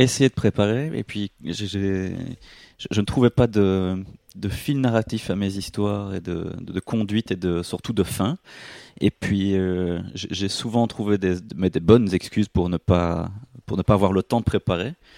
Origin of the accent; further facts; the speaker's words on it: Belgium; on est belge et que en tant que belge on dit chips avec un T